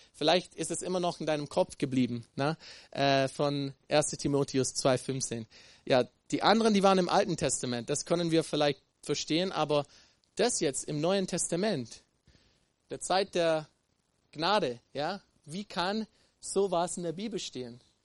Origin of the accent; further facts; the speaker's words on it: Texas, United States; moved away; Ich komme aus Texas und würde so geprägt